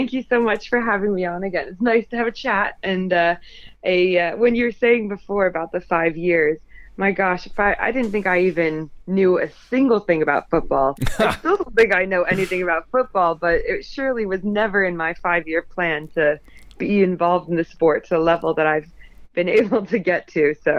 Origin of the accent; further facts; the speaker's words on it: United Kingdom; Being female, being British, all of that good stuff goes towards it.